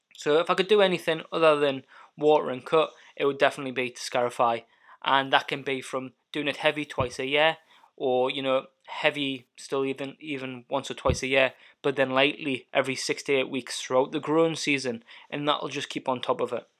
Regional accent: Alnwick, North East England, United Kingdom; moved away as an adult; also born or lived in Highlands, Scotland; now in Scotland; I grew up and I was born in Northumberland, a little town called Annick

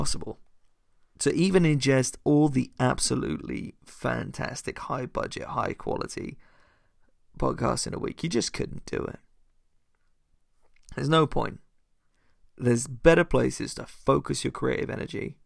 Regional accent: United Kingdom; I come from a sleepy town called Flick. It's less swish and flick and more we have a Tesco's and a train station

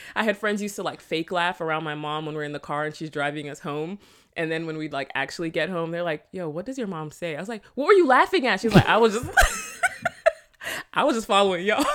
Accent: South Florida, United States; born or raised there; accent: Patois; also born or lived in Jamaica

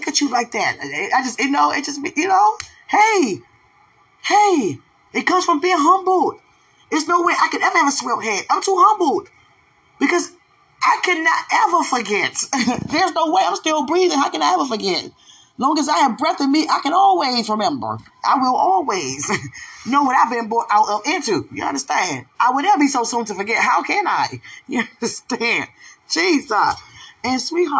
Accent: United States; accent: American; I'm American

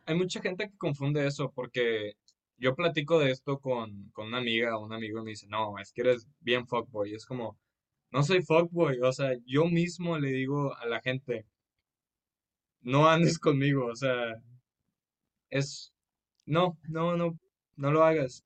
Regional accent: Monterrey, Nuevo León, Mexico; soy de Monterrey, Nuevo León

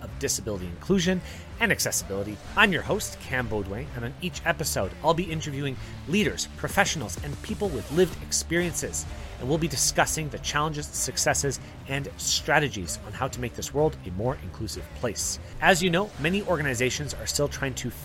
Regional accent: Canada; myself as a Canadian

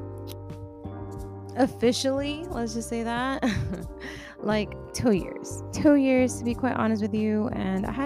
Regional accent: Texas, United States; also born or lived in Washington; I was born in Washington, raised here down in Texas my whole entire life

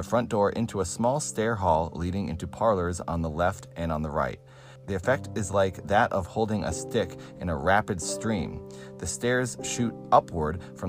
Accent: Cape Cod, Massachusetts, United States; now in Los Angeles, United States; I'm from Massachusetts, but I live in Los Angeles now

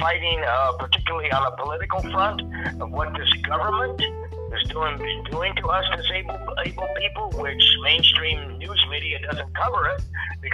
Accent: Pittsburgh, Pennsylvania, United States; moved away; I'm originally from Pittsburgh, PA.

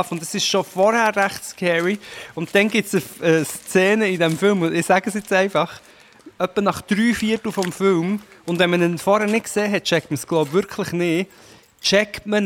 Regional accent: Portugal; In Portugal.

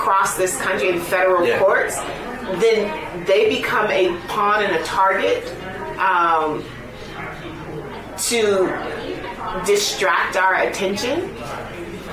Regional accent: Chicago, Illinois, United States; moved away; And I am originally from Chicago. So I went home. That's where my family is

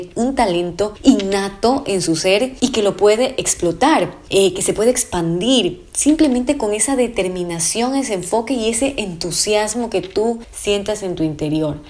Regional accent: Ecuador; also born or lived in Santo Domingo, Ecuador; en mi en mi país

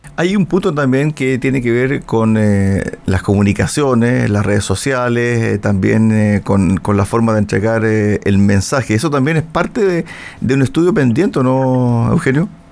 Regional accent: Chile; somos como chilenos

